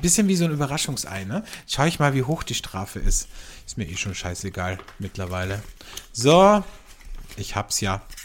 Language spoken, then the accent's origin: German; Austria; bei uns in Österreich